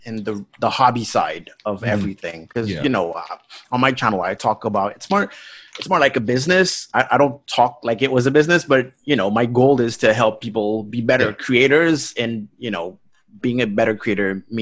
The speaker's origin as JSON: {"language": "English", "country": "Haiti", "tie": "born or raised there", "moved": "yes", "lives_now": "Paris, France", "said": "I'm from a third world country. You know, I was born in Haiti"}